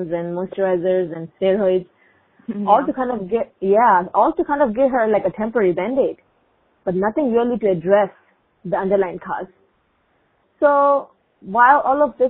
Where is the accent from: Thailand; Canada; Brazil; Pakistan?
Pakistan; first language Urdu; English is a second language; now in Minnesota, United States; I am originally from Pakistan, and growing up, my mom and other relatives, my aunts, used many natural remedies